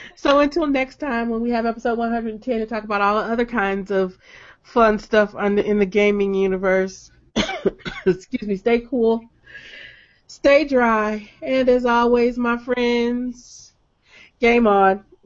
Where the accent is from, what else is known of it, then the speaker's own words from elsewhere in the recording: Detroit, Michigan, United States; I'm from Detroit